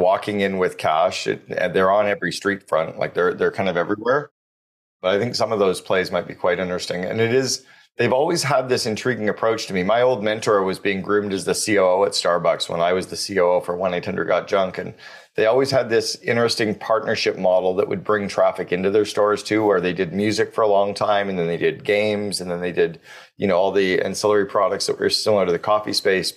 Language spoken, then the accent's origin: English; Canada; as a Canadian